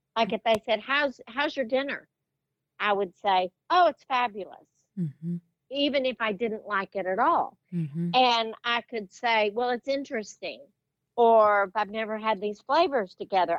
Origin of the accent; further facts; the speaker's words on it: West Texas, United States; growing up in West Texas, I I grew up with uncles who were very sarcastic